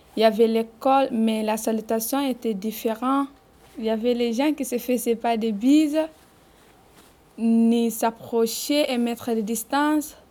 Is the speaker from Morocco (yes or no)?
no; Guinea; first language Fula; French is a second language; now in France; je suis guinéenne, je parle la langue peul et j'entends petit peu l'arabe